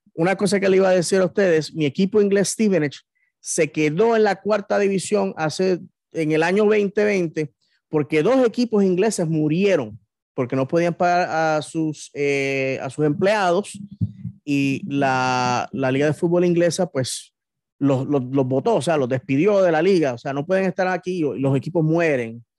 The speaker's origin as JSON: {"language": "Spanish", "town": "Bayamón", "country": "Puerto Rico", "tie": "born or raised there", "moved": "yes", "said": "el club de baloncesto de mi, de mi ciudad natal, los Vaqueros de Bayamón"}